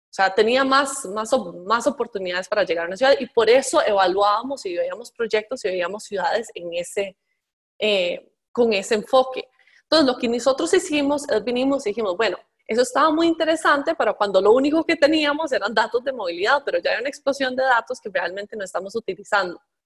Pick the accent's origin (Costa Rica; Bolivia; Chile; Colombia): Costa Rica; yo crecí en Costa Rica